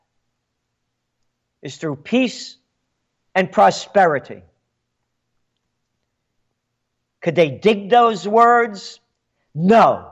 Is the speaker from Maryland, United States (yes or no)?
no; New York City, New York, United States; born in the Bronx. My blood is Italian. My heart is American